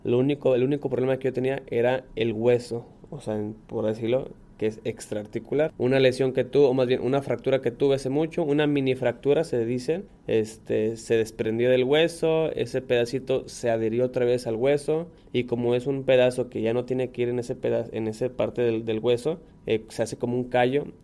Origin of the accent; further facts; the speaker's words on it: Mexico; nosotros como deportistas mexicanos nos hemos adaptado, sabemos, así como sabemos que el fútbol es lo primero que está aquí en México